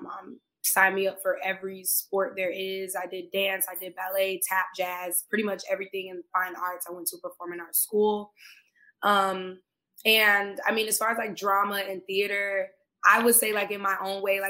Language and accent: English; Tampa, Florida, United States; now in Los Angeles, United States; I'm originally from Tampa, Florida